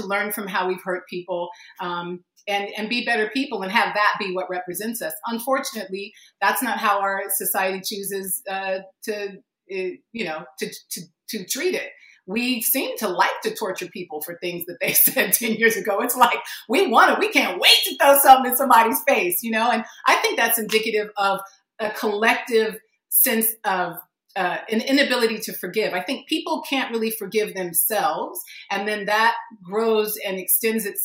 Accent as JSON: {"language": "English", "country": "United States", "tie": "born or raised there", "said": "I was born here. I am an American"}